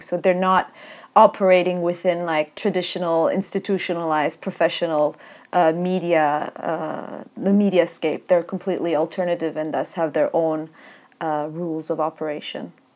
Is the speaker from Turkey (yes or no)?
yes; Turkey; when we were growing up in Turkey